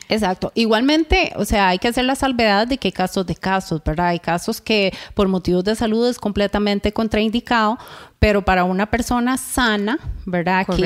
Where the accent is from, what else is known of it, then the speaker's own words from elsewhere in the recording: Costa Rica; los ticos